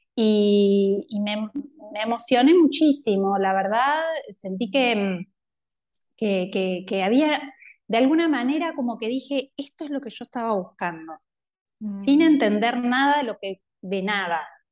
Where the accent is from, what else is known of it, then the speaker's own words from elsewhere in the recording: Montevideo, Uruguay; soy de Montevideo, eh, nací en Uruguay y crecí acá.